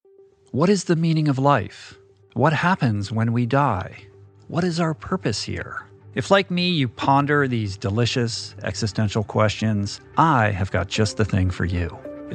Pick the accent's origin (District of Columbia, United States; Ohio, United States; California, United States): District of Columbia, United States; Washington; also born or lived in Michigan; I grew up in the Washington, D.C. metropolitan area. I was originally from Michigan, and one of the things I realized when we moved to Washington is there aren't that many pools.